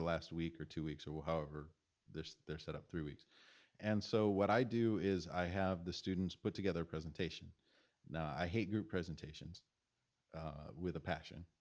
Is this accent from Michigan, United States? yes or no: yes; Michigan, United States; I grew up in Michigan